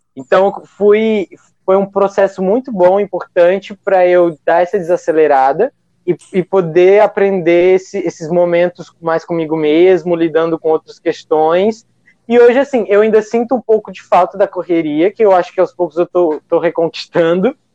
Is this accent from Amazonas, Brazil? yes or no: no; Acre, Brazil; sou acriano